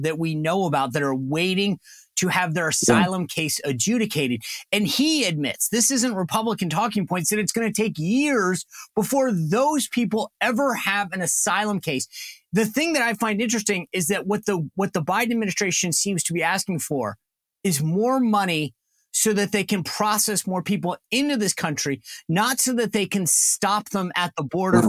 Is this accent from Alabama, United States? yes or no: no; Rhode Island, United States; I grew up in Rhode Island. I had a Texas roommate.